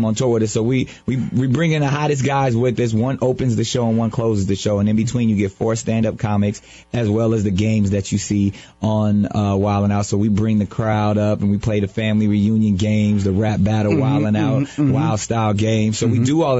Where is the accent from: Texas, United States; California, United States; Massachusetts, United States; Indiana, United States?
California, United States; San Diego; Our next one is in San Diego, California, my hometown.